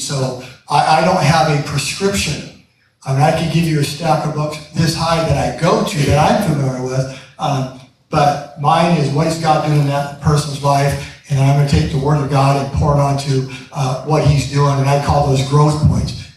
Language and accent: English; Seattle, Washington, United States; I'm from Seattle, so you're going to hear a little Seattle light coming to you